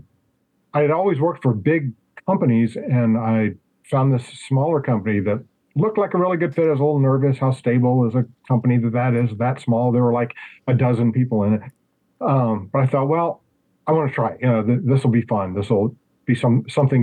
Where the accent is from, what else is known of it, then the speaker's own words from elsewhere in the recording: Louisville, Kentucky, United States; also born or lived in Ohio; I grew up in Louisville